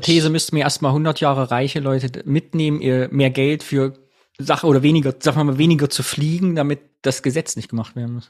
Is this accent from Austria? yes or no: no; the East, East Germany, Germany; in meiner Jugend im Osten als ich so 14, 15, 16 war